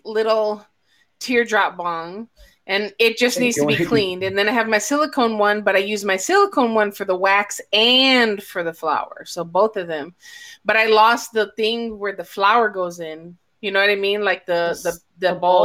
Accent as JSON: {"language": "English", "town": "Aurora", "region": "Illinois", "country": "United States", "moved": "yes", "lives_now": "Texas, United States", "said": "I'm actually from Illinois. Aurora, Illinois, Chicago, whatever. But I'm in Texas."}